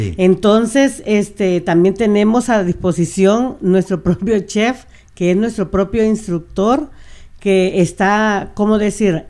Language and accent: Spanish; Tonacatepeque, San Salvador, El Salvador; now in Burien, United States; nosotros, como salvadoreños, desde donde nosotros somos, Tonacatepeque